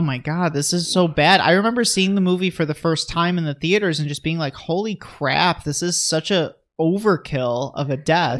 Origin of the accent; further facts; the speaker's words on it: United States; I'm an American